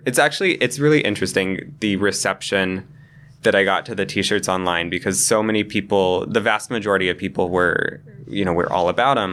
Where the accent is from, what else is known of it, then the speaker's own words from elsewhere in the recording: Cheyenne, Wyoming, United States; moved away as an adult; now in New York, United States; I grew up in Cheyenne